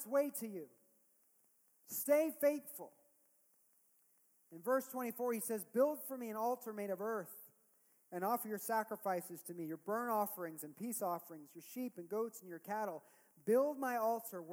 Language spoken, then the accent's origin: English; California, United States; As a Californian.